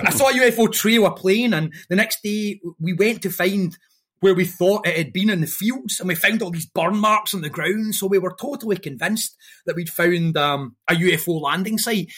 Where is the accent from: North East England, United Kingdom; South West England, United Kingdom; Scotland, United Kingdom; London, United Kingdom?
Scotland, United Kingdom; Airdrie; growing up in Airdrie and getting in a weird culture